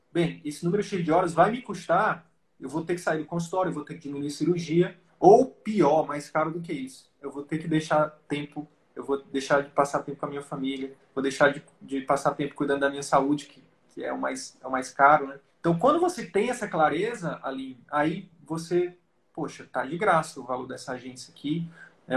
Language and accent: Portuguese; Piauí, Brazil; moved away; eu sempre sonhei em fazer medicina e voltar pra, pro meu interior lá do Piauí